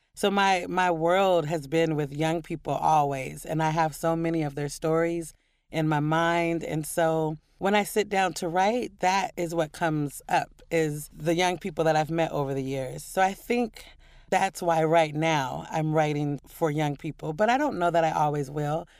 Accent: Portland, Oregon, United States; moved away as an adult; also born or lived in New York; growing up in Portland and loving poetry as a kid

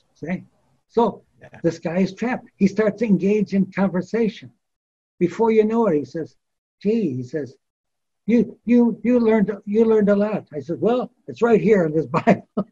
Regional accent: United States; I'm an American

